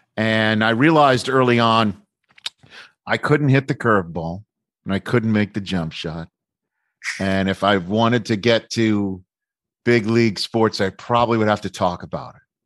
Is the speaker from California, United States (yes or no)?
no; New York City, New York, United States; I'm from New York City.